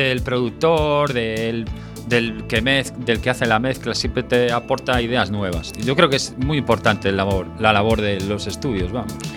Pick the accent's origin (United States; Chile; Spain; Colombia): Spain; A Coruña, Galicia; also born or lived in Granada; yo soy de Coruña